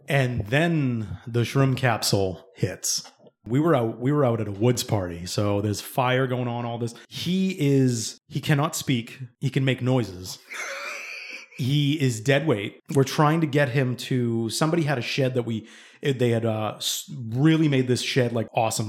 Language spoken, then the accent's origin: English; East Bridgewater, Massachusetts, United States; where we grew up in East Bridgewater